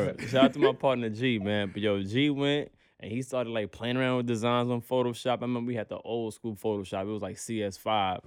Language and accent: English; New York City, New York, United States; we're from Brownsville. I'm from Brooklyn